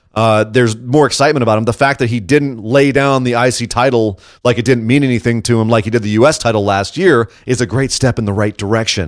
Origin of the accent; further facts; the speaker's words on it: Scot, Scotland, United Kingdom; as a Scot myself